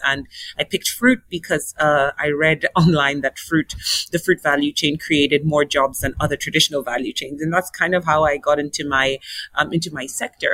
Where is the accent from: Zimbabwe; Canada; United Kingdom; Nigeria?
Nigeria; moved away; also born or lived in South Africa; my home country of Nigeria